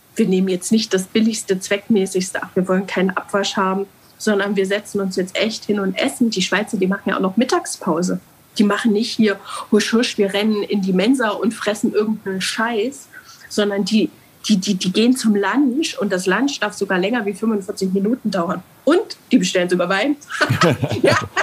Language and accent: German; Germany; also born or lived in Altenburg; wir Deutschen